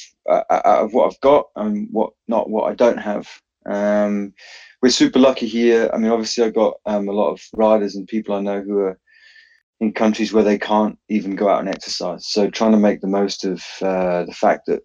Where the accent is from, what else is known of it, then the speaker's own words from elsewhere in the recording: Penzance, South West England, United Kingdom; I'm from Penzance in Cornwall